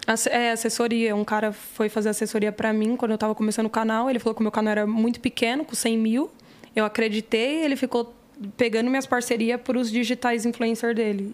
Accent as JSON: {"language": "Portuguese", "region": "São Paulo", "country": "Brazil", "tie": "born or raised there", "said": "Eu esqueci o hospital que eu nasci, mas foi aqui Itaquera"}